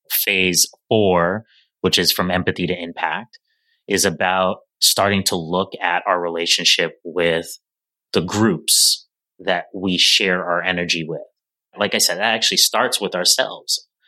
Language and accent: English; New York City, New York, United States; as a New Yorker